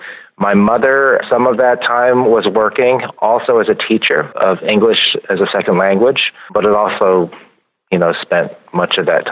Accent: Urbana, Illinois, United States; moved away; also born or lived in New Haven, Connecticut; I was born in New Haven, Connecticut, but I really spent the bulk of my youth to young adulthood in Urbana, Illinois, which is a university town in pretty much the middle of Illinois. I'd say it was a pretty idyllic upbringing

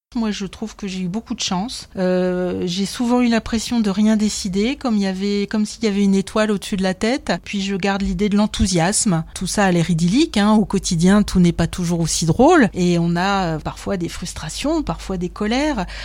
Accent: Dunkirk, Hauts-de-France, France; à 14 ans alors que j'habitais Dunkerque

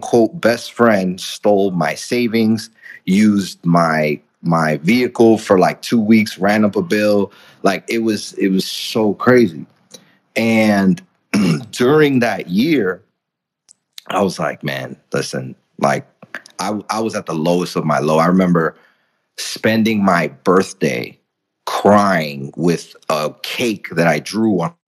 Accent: New York City, New York, United States; English is a second language; also born or lived in Dominican Republic; I grew up in the Bronx. I'm from the Dominican Republic. English was my second language.

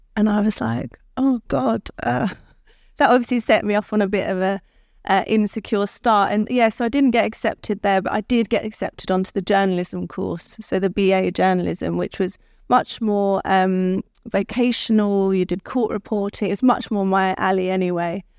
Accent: London, United Kingdom; I was born in Guy's Hospital in London.

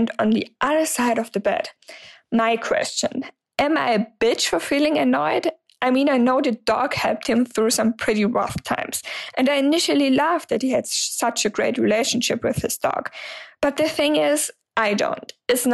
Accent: Germany; English is a second language; I'm 26 years old and I'm from Germany, so sorry for the accent.

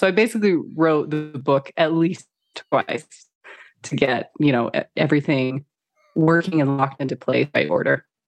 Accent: Phoenix, Arizona, United States; moved away; also born or lived in Beijing / Kuala Lumpur / London / Los Angeles; I grew up in Phoenix, Arizona

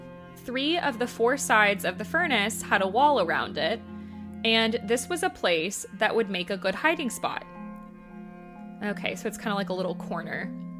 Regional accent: Terre Haute, Indiana, United States; I grew up in Terre Haute, Indiana, in a haunted house.

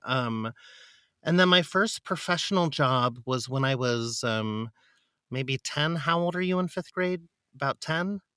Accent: San Diego, California, United States; moved away as an adult; also born or lived in Philadelphia; now in New York, United States; I grew up in San Diego

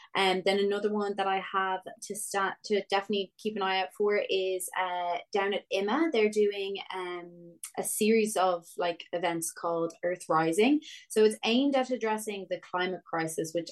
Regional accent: North County Dublin, Leinster, Ireland; I'm from North County, Dublin myself

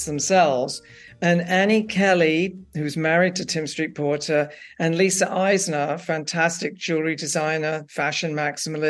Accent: England, United Kingdom; moved away; I grew up working class in England

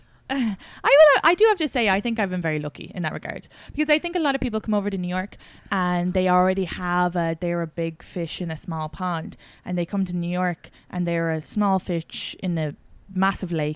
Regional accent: Ireland; moved away; I'm a foreigner. I'm like from Ireland and my family don't live here

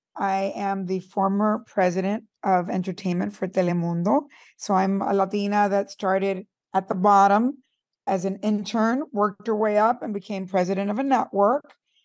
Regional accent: Teaneck, New Jersey, United States; also born or lived in Cuba; Well, I grew up in Teaneck, New Jersey. So I'm from Cuba. We came here in the middle of the revolution and my parents were broke and we were adopted by, I guess in today's world, you would call it, they sponsored us. A Presbyterian family in New Jersey

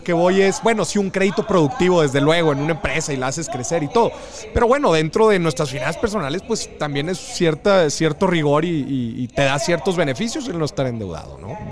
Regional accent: Monterrey, Nuevo León, Mexico; somos regios

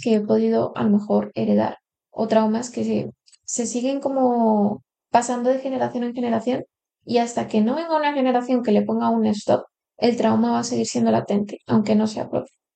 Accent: Colombia; now in Spain; yo llevo aquí 15 años en España, hace 10 que no iba a Colombia

